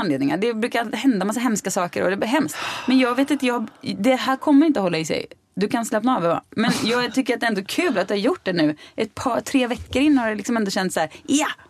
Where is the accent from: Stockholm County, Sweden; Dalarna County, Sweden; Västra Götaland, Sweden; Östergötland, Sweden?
Västra Götaland, Sweden; Mariestad; moved away